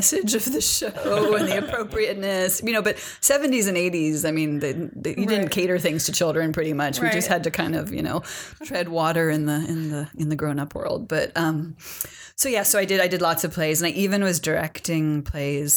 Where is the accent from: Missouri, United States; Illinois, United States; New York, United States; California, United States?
California, United States; Berkeley; also born or lived in San Francisco; I'm originally from Berkeley, California. I grew up in Berkeley